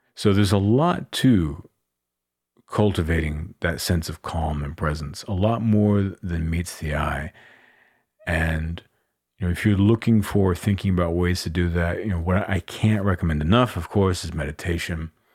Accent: Austin, Texas, United States; I live in and I'm from Austin, Texas

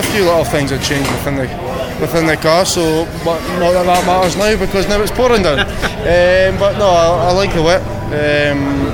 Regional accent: Scotland, United Kingdom; I'm Scottish

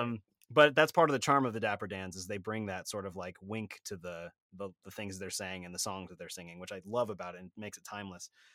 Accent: Sacramento, California, United States; I'm from Sacramento, California, so about four hundred miles north

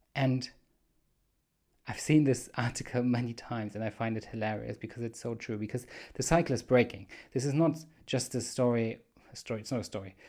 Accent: Germany; accent: weird accent; I'm from Germany

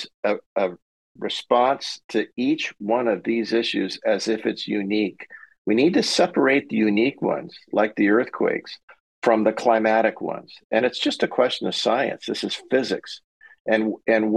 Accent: San Diego, California, United States; I grew up there, my kids are there, grandkids are there, we still have a house

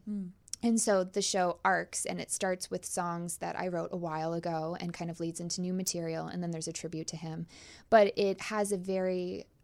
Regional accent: Canada; I'm also Canadian, so I'll probably apologize a bunch.

